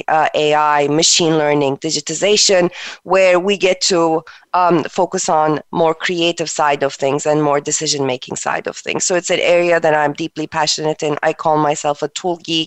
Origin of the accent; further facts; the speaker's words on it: Turkey; moved away as an adult; also born or lived in East Coast, United States; now in United States; I am originally from Turkey. I moved to United States in early 2000 for college.